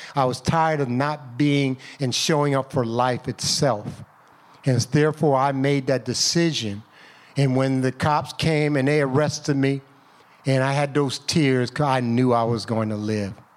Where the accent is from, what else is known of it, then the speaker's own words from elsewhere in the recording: United States; I'm from Chester Valley. I went to Bartlett High School.